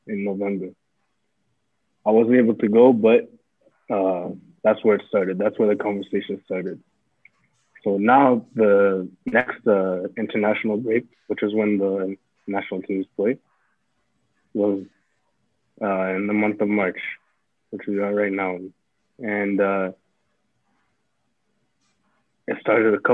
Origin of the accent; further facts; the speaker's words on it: Canada; moved away as an adult; also born or lived in Burundi; now in France; I grew up in Canada my whole life.